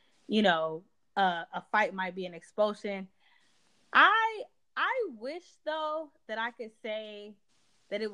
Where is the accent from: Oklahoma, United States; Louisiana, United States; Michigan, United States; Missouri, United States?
Michigan, United States; Detroit; moved away as an adult; also born or lived in Inkster, Michigan / Florida / New York; now in New Jersey, United States; I've only lived in those two places my entire life, you know, in my entire time living and growing up in Michigan